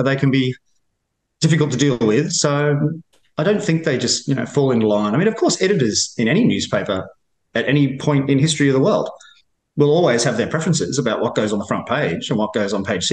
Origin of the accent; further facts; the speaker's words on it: Australia; accent: Australian; moved away as an adult; now in Washington, United States; all the Australian journalists I talk to here in Washington, we always comment about how extremely well-received our accent is